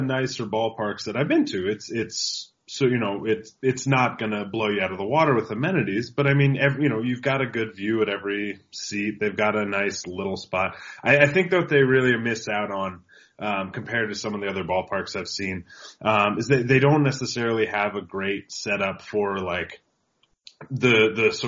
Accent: Pacific Northwest, United States; I'm from the Pacific Northwest, so I'm used to the Aqua Sox. I'm used to the Rainiers.

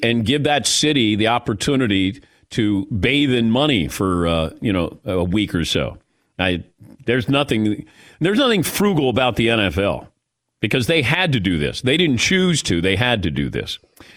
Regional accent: Cincinnati, Ohio, United States; I'm from Cincinnati

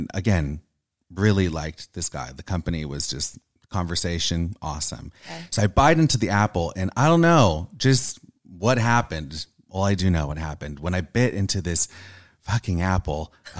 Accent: California, United States; Orange County, California. Oh, okay. Not too far.

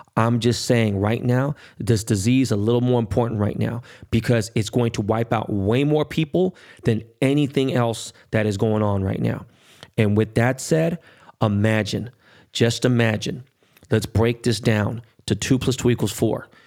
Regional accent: United States; I'm American more than anything, right? But I, obviously, I know what, you know, my heritage and, and, and where my family's from. They're from Korea

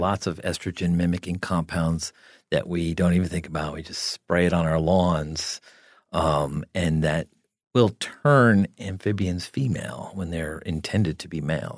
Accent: New Jersey, United States; I grew up in New Jersey

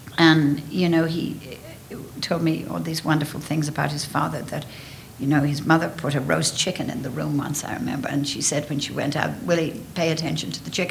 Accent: Ireland; moved away

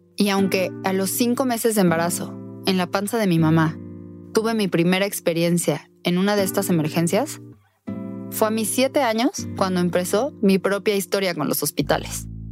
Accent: Querétaro, Mexico; Nací en Querétaro, México, en 1989

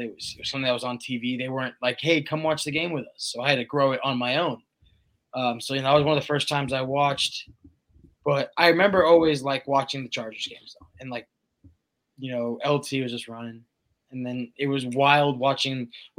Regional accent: San Diego, California, United States; moved away as an adult; now in Kansas City, United States; Look, I was born and raised in San Diego.

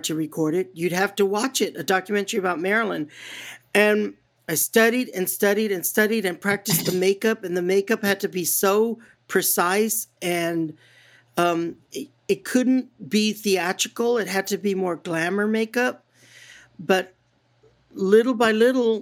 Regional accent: San Antonio, Texas, United States; moved away; as a little girl growing up in San Antonio, Texas

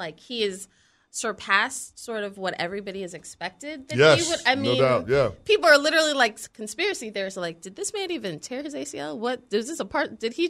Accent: New York City, New York, United States; And I know I'm from New York City. I'm from Brooklyn. I went to school in Greenwich Village, Soho, when I was in middle school.

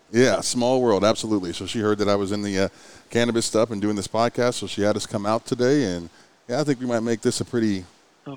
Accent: Ohio, United States; now in Oklahoma City, United States; I'm from Ohio

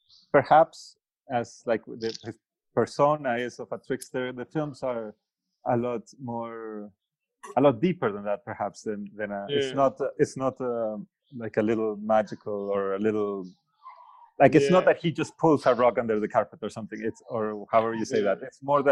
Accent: Canada; I have some money from Canada to make the film because I'm Canadian as well and I shot it in Mexico.

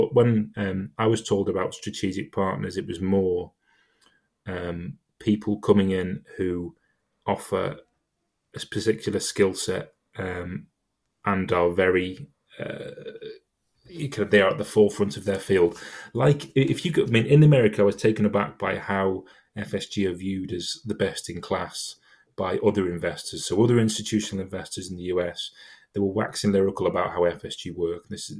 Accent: Chester, North West England, United Kingdom; I'm a Chester fan. I'm from Chester.

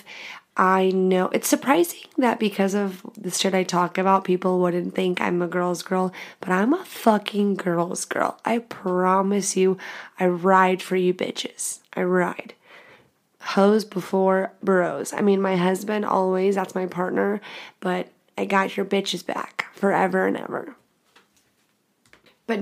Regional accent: The Woodlands, Texas, United States; I'm from Texas

